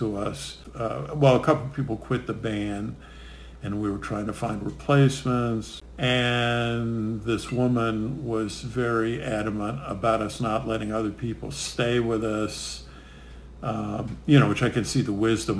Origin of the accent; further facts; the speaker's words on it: Chicago, Illinois, United States; also born or lived in Brooklyn, New York; now in Pennsylvania, United States; we grew up in Chicago